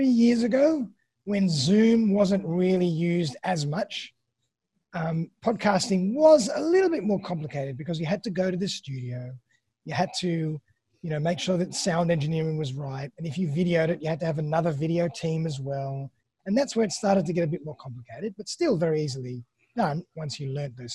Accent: Australia; accent: Australian; also born or lived in Sydney, Australia; my lovely Australian accent

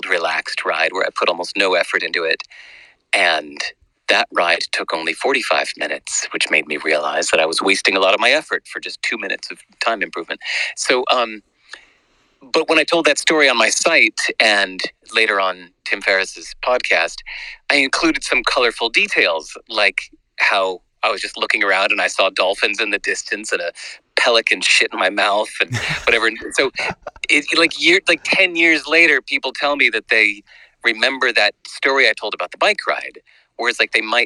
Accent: United States; moved away as an adult; also born or lived in New York City, United States / Los Angeles, United States; now in New Zealand; where I grew up in New York City and Los Angeles

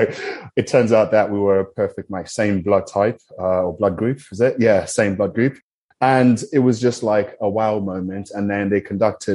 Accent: Zimbabwe; I'm from Zimbabwe

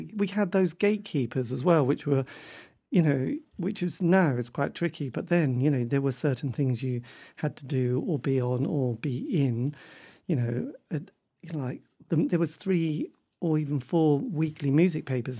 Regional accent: Norwich, East of England, United Kingdom; I come from Norwich. It's not a great place for music.

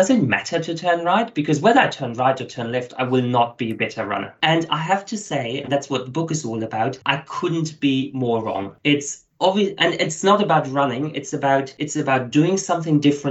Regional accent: Germany; now in Australia; As you hear from my accent, I'm not originally Australian. So my background is German. Lots of people might have thought I'm South African, but coming from Germany.

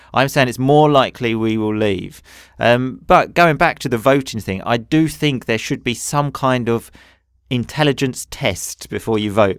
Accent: United Kingdom; moved away; We both live in Europe. We are both from Britain

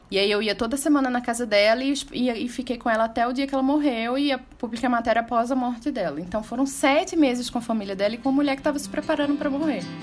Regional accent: Recife, Pernambuco, Brazil; also born or lived in Belo Horizonte; porque eu sou de Recife, mas já estava morando em Belo Horizonte há 15 anos, então eu me via muito afastada das minhas origens

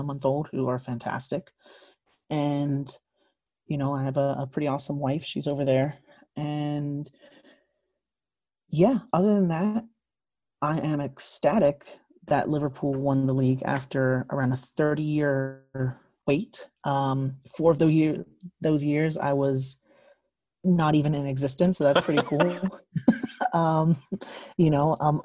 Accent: Bermuda; I'm from Bermuda like Andrew

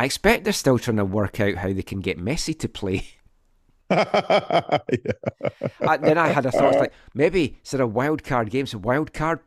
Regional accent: Scotland, United Kingdom; born or raised there; now in Vancouver, Canada

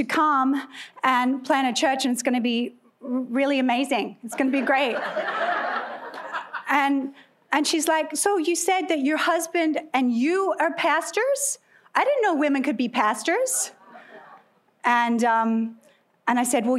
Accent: Australia; moved away as an adult; also born or lived in California; now in United States; clearly I am Australian, although I've been naturalized, so I'm one of you now

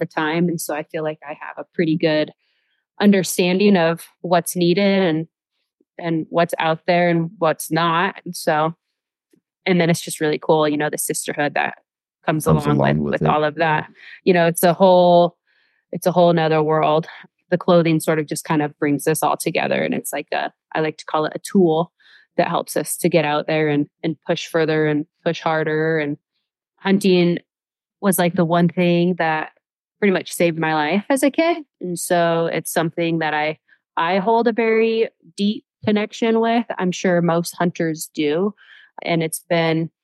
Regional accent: Washington, United States; I grew up in Washington State in a big family.

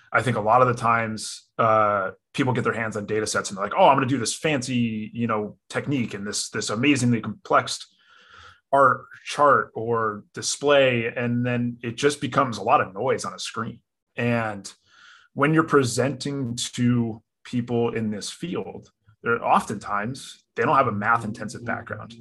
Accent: Connecticut, United States; I grew up in Connecticut, local.

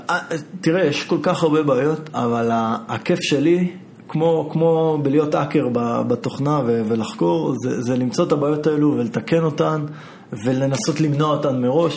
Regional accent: Israel; אני ישראלי

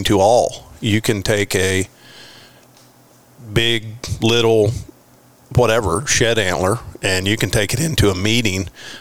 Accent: Florida, United States; moved away as an adult; now in Texas, United States; where I was born and raised in Florida

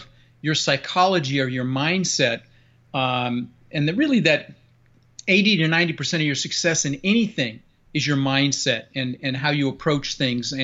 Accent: Denver, Colorado, United States; moved away; also born or lived in Netherlands; I immigrated to this country from Holland when I was 6 years old with my brother Albert and my mother Zvancha. Came across on a big ship and ended up in Denver, Colorado, and where I lived for the next 30 years

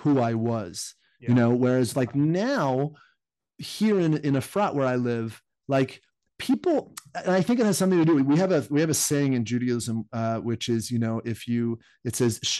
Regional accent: United States; moved away; I grew up in the United States

